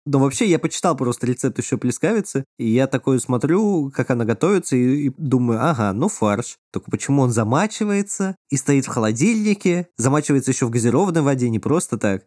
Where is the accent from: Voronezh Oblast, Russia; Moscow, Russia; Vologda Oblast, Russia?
Moscow, Russia; дома, где я вырос в Москве